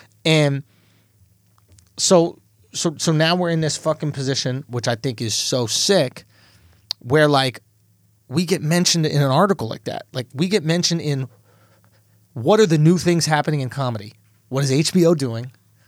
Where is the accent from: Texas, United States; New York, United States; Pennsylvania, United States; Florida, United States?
New York, United States; New York City; it's cool to show your parents that you're in the New York Times, especially as a New Yorker, right?